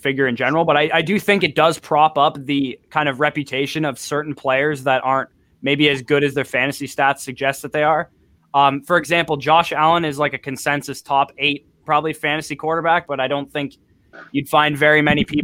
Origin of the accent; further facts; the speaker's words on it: Canada; I'm Canadian too